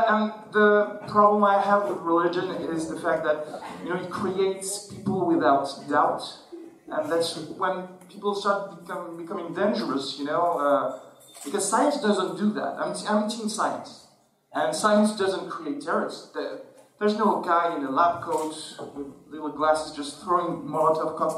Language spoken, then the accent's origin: English; Algeria; I'm an atheist even though I was born in Algeria, I'm not a Muslim, I'm not anything.